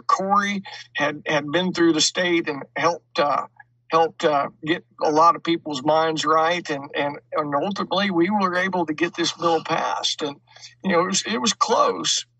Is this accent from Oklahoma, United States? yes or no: yes; Enid, Oklahoma, United States; now in Kansas, United States; I grew up in Enid, Oklahoma, about an hour and a half south of where I'm at right now.